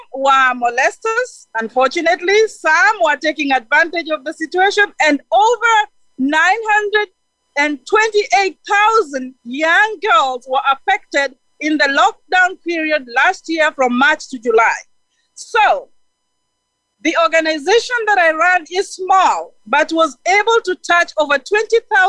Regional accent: Kenya; now in Tampa, United States; I am from Africa. Currently, I am in Florida, Tampa

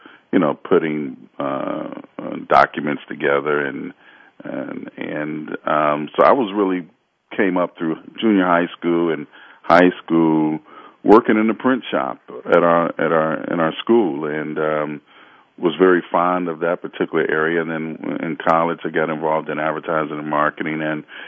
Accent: Cleveland, Ohio, United States; I'm from Cleveland, Ohio

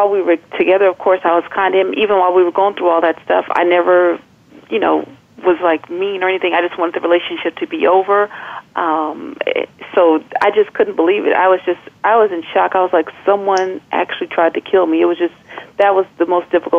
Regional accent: California, United States; now in Maryland, United States; I'm from California. So my family is there

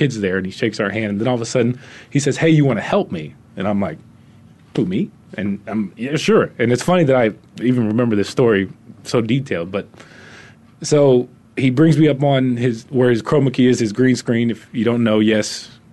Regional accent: Houston, Texas, United States; moved away as an adult; also born or lived in New Mexico / Monroe, Louisiana / San Antonio, Texas; now in Arizona, United States; Born and raised in Houston, Texas. Grew up there all my life.

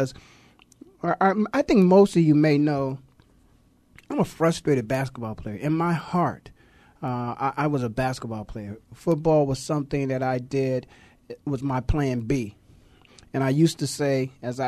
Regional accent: Canton, Ohio, United States; I'm born and raised in Canton, Ohio

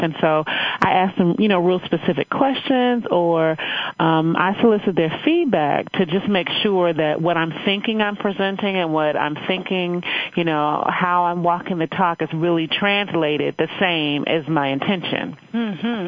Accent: Chicago, Illinois, United States; moved away as an adult; also born or lived in Evanston, Illinois; I hail from Chicago, Illinois

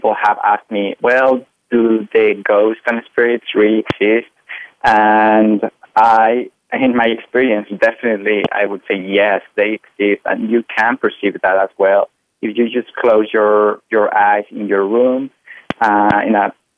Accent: Mexico; I am from Mexico, so I was raised in a Catholic family.

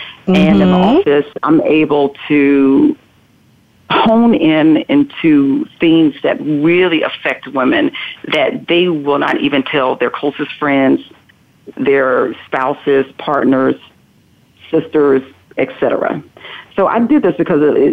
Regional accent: North Carolina, United States; I am originally from North Carolina

